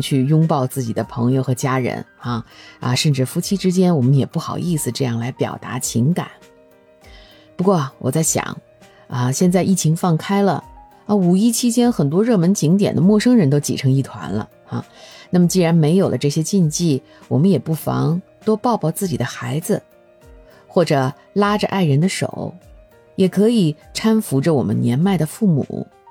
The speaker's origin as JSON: {"language": "Chinese", "country": "China", "said": "我们中国人呢，在表达感情方面，可能不像意大利人那么奔放"}